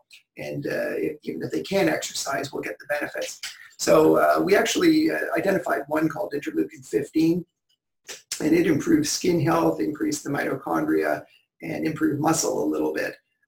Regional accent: Newmarket, Ontario, Canada; born or raised there

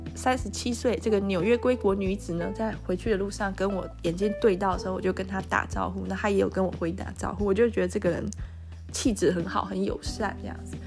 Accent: Taiwan; 跟我们台湾人不一样的长相

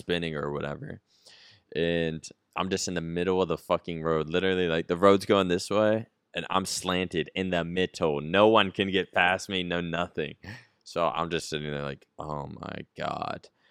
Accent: East Coast, United States; now in Texas, United States

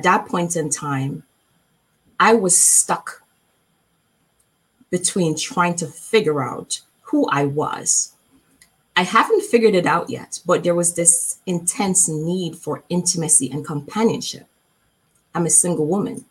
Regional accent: Jamaica; I am from Jamaica. I am from the islands. I love my country

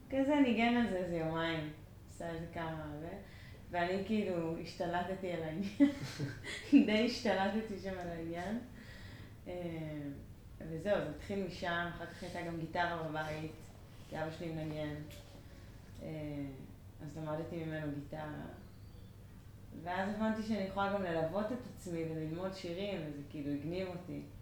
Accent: Jerusalem, Jerusalem District, Israel; גדלתי בכמה מקומות. כאילו, אזור קטמון, באקה, מושבה, אה, ארנונה.

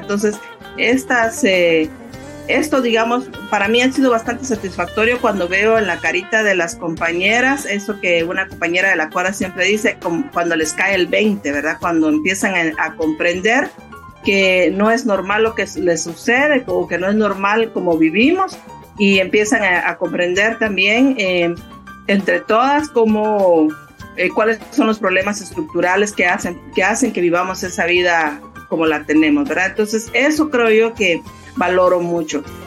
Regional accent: Uspantán, Quiché, Guatemala; soy maya quiché, soy originaria de Uspantán, el norte del país

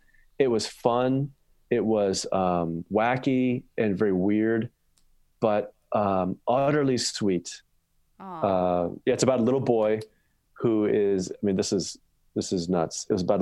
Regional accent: Chicago, Illinois, United States; now in Grand Rapids, United States; I'm from Chicago. That's where I'm originally from, and I'm now living in Grand Rapids, Michigan.

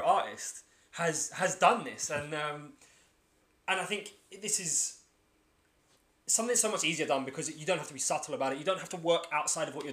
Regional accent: London, United Kingdom; I'm from Lewisham.

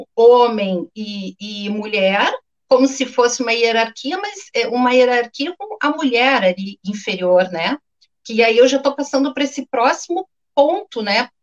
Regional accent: Porto Alegre, Rio Grande do Sul, Brazil; accent: gaúcho; moved away as an adult; now in Rio de Janeiro, Brazil; Estou há 18 anos aqui no Rio, mas enfim, nasci em Porto Alegre, fiz toda a minha história em Porto Alegre

